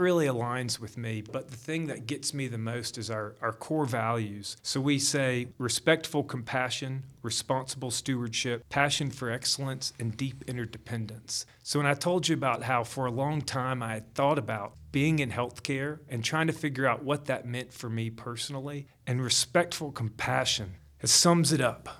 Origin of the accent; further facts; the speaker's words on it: Gainesville, Georgia, United States; moved away as an adult; also born or lived in North Carolina; I am actually from Gainesville.